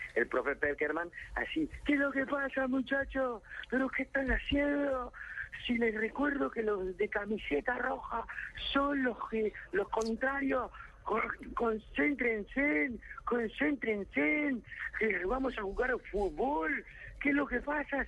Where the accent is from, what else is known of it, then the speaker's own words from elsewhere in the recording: Bogotá, Bogotá Capital District, Colombia; así somos los bogotanos